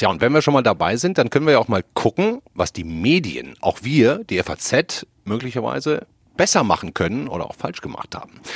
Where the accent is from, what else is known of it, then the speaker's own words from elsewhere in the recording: West Germany, Germany; ich bin Wessi